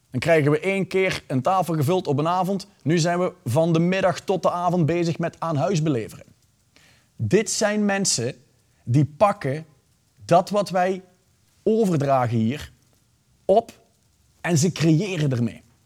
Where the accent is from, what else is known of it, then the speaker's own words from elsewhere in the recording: Belgium; ik ben Belg.